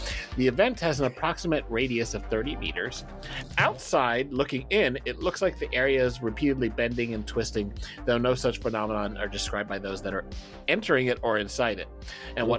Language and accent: English; California, United States; I grew up in California. I'm used to like oceans and mountains